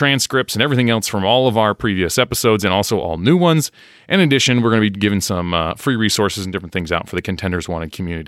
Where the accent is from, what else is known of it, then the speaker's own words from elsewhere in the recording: United States; accent: American; my American accent